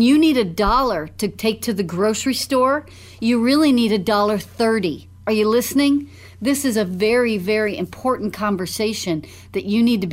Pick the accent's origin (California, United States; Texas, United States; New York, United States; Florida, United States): Texas, United States; Dallas; when I was growing up in Dallas